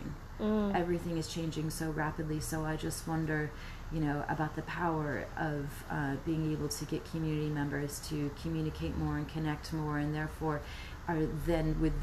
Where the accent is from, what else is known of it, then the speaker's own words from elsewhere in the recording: United States; moved away as an adult; also born or lived in New Zealand; growing up in the U.S. too, like, yes, I'm from that culture